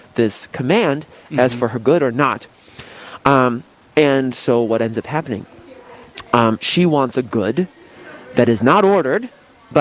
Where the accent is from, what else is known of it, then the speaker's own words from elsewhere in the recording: United States; I'm an American.